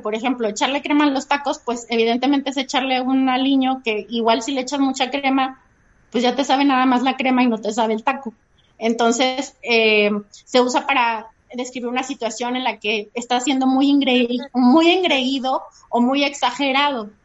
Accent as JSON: {"language": "Spanish", "country": "Mexico", "said": "para nosotros como mexicanos el chile sí define en la forma en la que comemos"}